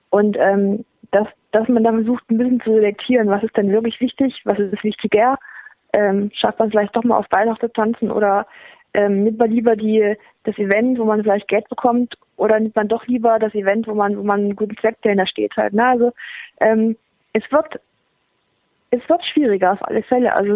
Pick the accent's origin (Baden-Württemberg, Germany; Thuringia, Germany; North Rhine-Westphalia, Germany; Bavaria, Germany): Thuringia, Germany; dass die Leute da sind, und mitfiebern und ähm, einen auch als Thüringer Athletin sehen